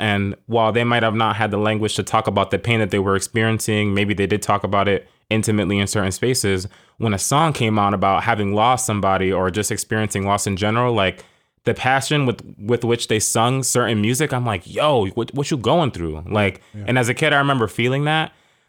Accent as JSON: {"language": "English", "town": "Providence", "region": "Rhode Island", "country": "United States", "tie": "born or raised there", "also_born_or_lived": "Queens, New York", "said": "So I grew up in Providence, Rhode Island. I was born in Queens, New York, but I can't claim it. I think that's just where I was born."}